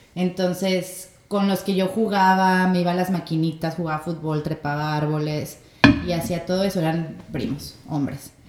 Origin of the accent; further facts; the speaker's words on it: Torreón, Coahuila, Mexico; moved away as an adult; also born or lived in Lerdo, Durango / Gómez Palacio, Durango; now in Mazatlán, Mexico; Nací y viví en Torreón, mi papá es de Lerdo, entonces viví en Lerdo, y luego en Gómez Palacio y luego después en Torreón